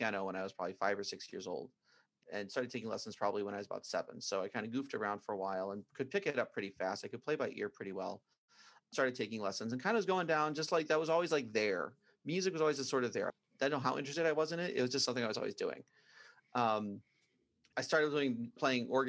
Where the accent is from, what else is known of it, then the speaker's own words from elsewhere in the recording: Brockway, Pennsylvania, United States; I grew up out in the country outside of a small town called Brockway, Pennsylvania